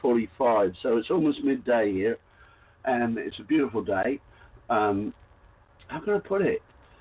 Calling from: Queensland, Australia; No, I'm in the Whitsunday Islands in Australia, so I couldn't be further from you, really.

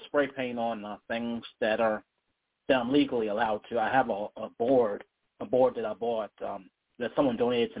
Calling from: Virginia, United States; I'm calling from Virginia.

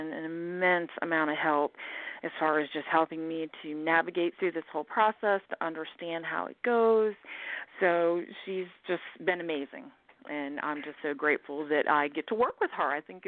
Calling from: Alabama, United States; I'm calling from Alabama.

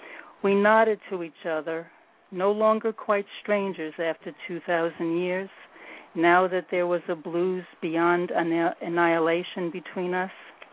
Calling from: New York City, New York, United States; I'm in New York, New York City.

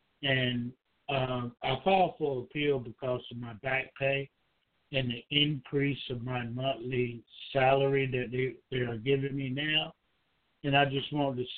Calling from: Georgia, United States; Hi, this is … I'm calling from Georgia.

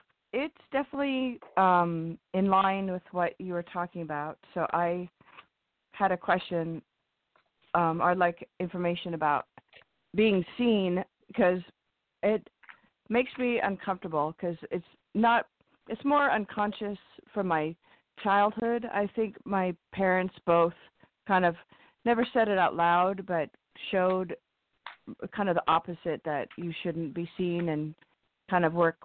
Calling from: California, United States; Hi, this is … in California.

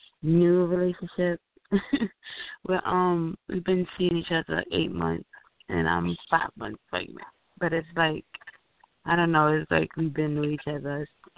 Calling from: New York City, New York, United States; I'm calling from the Bronx.

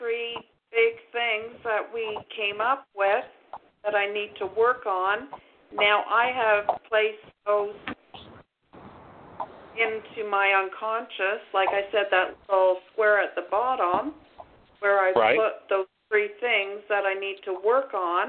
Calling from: Ontario, Canada; I'm calling from Ontario.

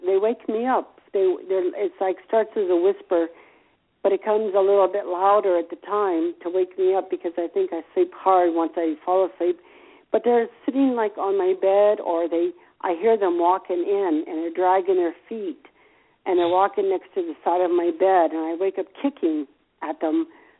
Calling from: Gainesville, United States; I'm calling from Gainesville.

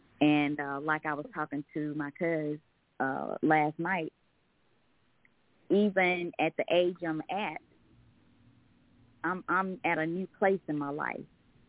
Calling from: Covington, Georgia, United States; I'm calling from Covington, Georgia.

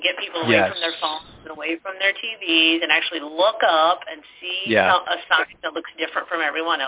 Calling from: Liberty, Missouri, United States; We're in Liberty, Missouri, just 15 minutes north of Kansas City.

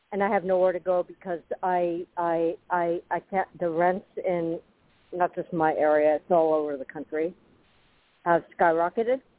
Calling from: Florida, United States; Uh, … in Florida.

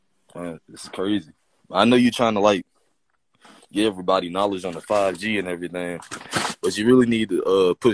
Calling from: Columbus, United States; I'm calling from Columbus

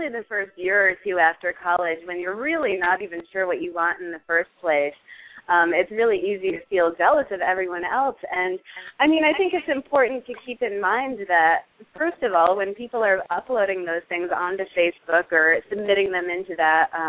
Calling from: Manhattan, New York, United States; I'm on the Upper East Side of Manhattan.

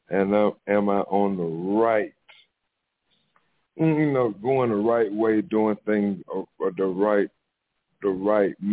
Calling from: Jackson, Mississippi, United States; Yes, I'm tuning in from Jackson, Mississippi.

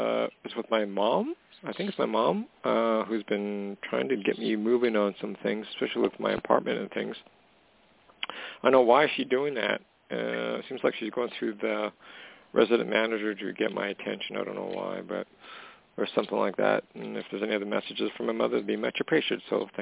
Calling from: Canada; calling from Canada.

